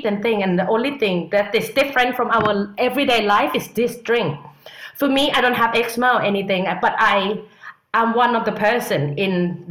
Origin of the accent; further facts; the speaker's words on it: Thailand; now in London, United Kingdom; I'm from Thailand.